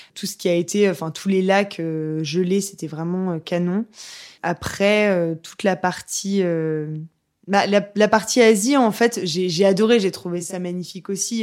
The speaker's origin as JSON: {"language": "French", "town": "Le Havre", "region": "Normandy", "country": "France", "said": "je suis du Havre"}